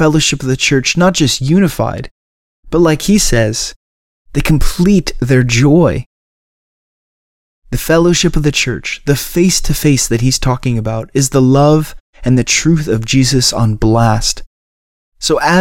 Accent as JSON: {"language": "English", "town": "Cleveland", "region": "Ohio", "country": "United States", "tie": "born or raised there", "also_born_or_lived": "Louisville, Kentucky", "moved": "as an adult", "said": "I grew up in Cleveland, Ohio, and my wife and I moved away about 5 years ago"}